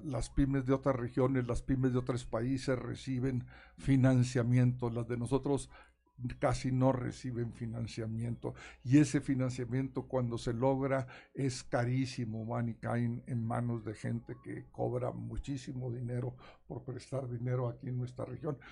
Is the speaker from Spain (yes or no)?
no; Nueva Rosita, Coahuila, Mexico; now in Saltillo, Mexico; soy del norte, soy de Nueva Rosita, pero mi pasión está aquí en Saltillo